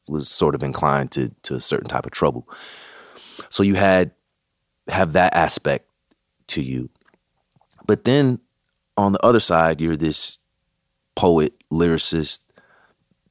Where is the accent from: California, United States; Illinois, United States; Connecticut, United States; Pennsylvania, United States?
California, United States; Bay Area; I'm originally from the Bay Area